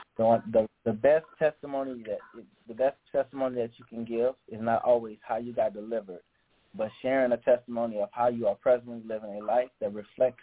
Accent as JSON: {"language": "English", "town": "Lake Charles", "region": "Louisiana", "country": "United States", "said": "I'm from Lake Charles, Louisiana"}